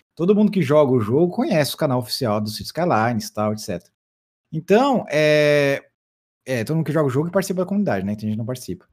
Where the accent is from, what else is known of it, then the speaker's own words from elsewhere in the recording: Brazil; eu sou brasileiro